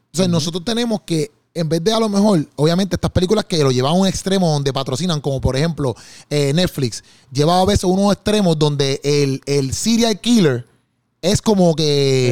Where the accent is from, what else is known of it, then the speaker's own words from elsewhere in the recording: Puerto Rico; yo como puertorriqueño